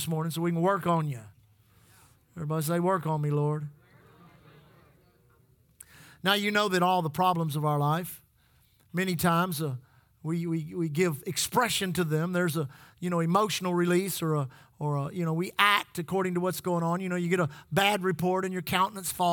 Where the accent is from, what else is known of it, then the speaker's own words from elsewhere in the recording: Texas, United States; we are from Texas